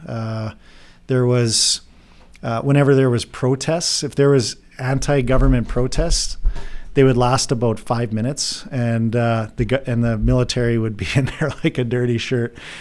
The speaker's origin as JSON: {"language": "English", "region": "Saskatchewan", "country": "Canada", "tie": "born or raised there", "also_born_or_lived": "Drayton Valley, Alberta", "moved": "as an adult", "lives_now": "Texas, United States", "said": "I'm actually originally from Bean Fate, Saskatchewan, uh, fifth generation farmer out there."}